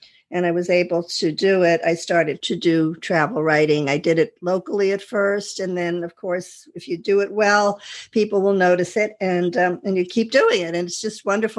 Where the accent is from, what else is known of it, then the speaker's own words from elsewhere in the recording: Westchester County, New York, United States; I'm a housewife from Westchester County, New York